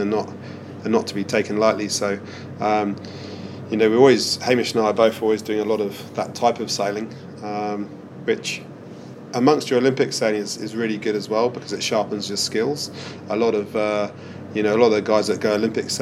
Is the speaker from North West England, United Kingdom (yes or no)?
no; Weymouth, South West England, United Kingdom; now in New Zealand; We did all our youth sailing would be in Portland or Weymouth as kids